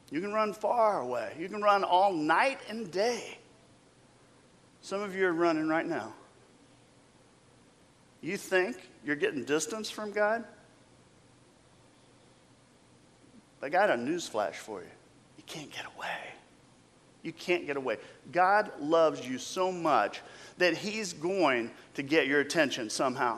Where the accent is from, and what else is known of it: United States